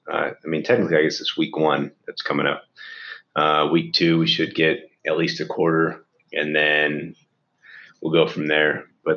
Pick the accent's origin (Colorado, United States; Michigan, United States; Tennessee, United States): Colorado, United States; Denver; growing up in Denver